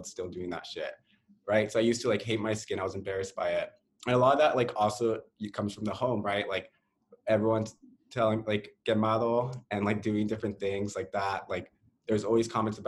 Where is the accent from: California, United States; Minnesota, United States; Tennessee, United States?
California, United States; Hawthorne; moved away as an adult; now in Seattle, United States; I grew up in Hawthorne.